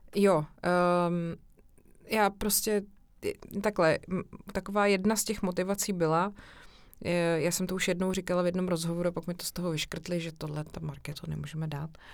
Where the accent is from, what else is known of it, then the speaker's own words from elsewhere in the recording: Czechia; moved away; also born or lived in Prague; vyrůstala jsem vlastně hodně na chalupě v Pošumaví a u babičky na vesnici